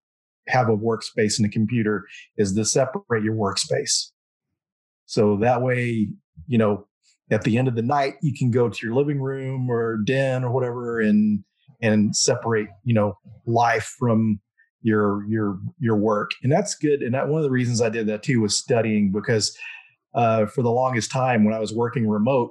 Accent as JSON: {"language": "English", "town": "Denton", "region": "Texas", "country": "United States", "tie": "born or raised there", "lives_now": "Dallas, United States", "said": "Denton is my hometown. That's where I grew up"}